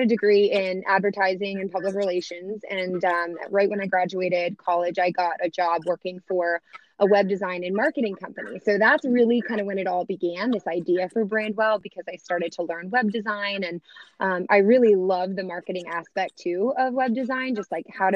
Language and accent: English; Orlando, Florida, United States; moved away as an adult; now in Lynchburg, United States; I was born and raised in Orlando, Florida, and then I ended up coming to Virginia to go to Liberty University